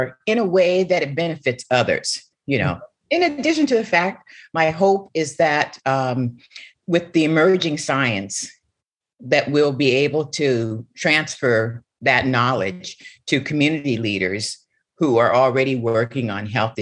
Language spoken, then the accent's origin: English; Seattle, Washington, United States; the house that I grew up in Seattle, Washington, you know, my family migrated from Pine Bluff, Arkansas. I was born in Seattle, Washington